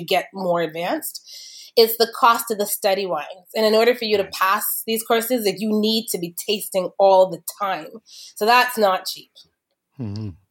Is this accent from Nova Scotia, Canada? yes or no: no; Kitchener, Ontario, Canada; I grew up in Kitchener-Waterloo back when I was growing up in Kitchener, it wasn't a lot of multiculturalism there